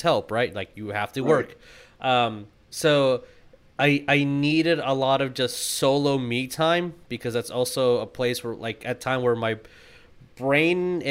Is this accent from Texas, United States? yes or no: yes; Texas, United States; we're from Texas